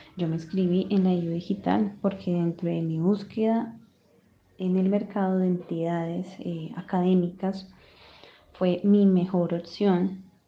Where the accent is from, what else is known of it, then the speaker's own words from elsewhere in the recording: Pasto, Nariño, Colombia; also born or lived in Consacá, Nariño; a hora y media de mi ciudad natal, San Juan de Pasto.